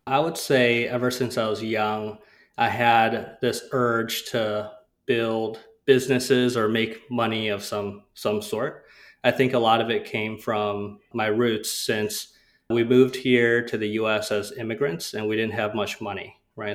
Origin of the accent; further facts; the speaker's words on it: Rochester, Minnesota, United States; I grew up in Rochester, Minnesota